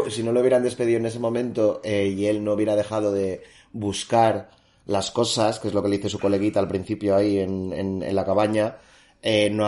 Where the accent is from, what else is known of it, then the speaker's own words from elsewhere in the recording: Balearic Islands, Spain; digo yo, yo soy mallorquín mágico y eso no se puede hacer.